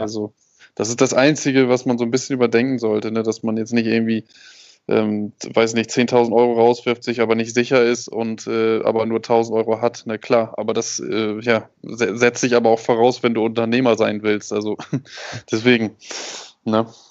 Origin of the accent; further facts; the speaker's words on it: Germany; Ich bin, ich bin Deutscher, habe eine deutsche Ausbildung